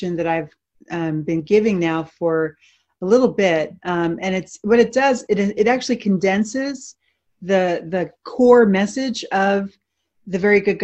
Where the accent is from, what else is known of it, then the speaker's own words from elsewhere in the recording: Philadelphia, Pennsylvania, United States; that's where I grew up in Philadelphia.